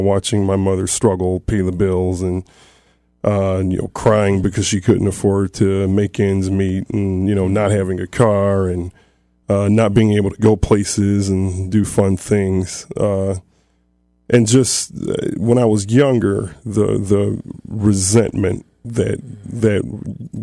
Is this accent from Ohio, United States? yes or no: yes; Toledo, Ohio, United States; I grew up basically in South Toledo, in the inner city